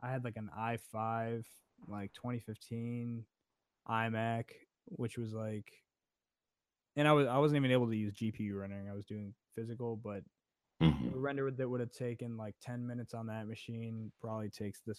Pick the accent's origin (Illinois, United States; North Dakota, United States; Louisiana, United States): Illinois, United States; Chicago; moved away as an adult; now in Atlanta, United States; I grew up in Chicago. So I'm from Chicago. Moved out here for 4 years for college, and then stayed out here because of the work